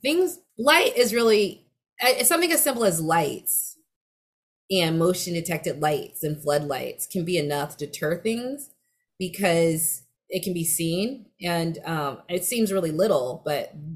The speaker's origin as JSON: {"language": "English", "region": "West Coast", "country": "United States", "accent": "West Coast dialect", "said": "I sort of talk with a certain West Coast dialect for a Black woman"}